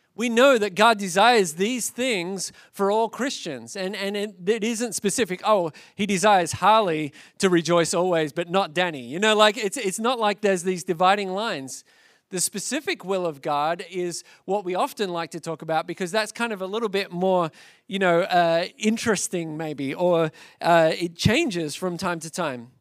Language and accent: English; Australia; now in United States; as an Australian by birth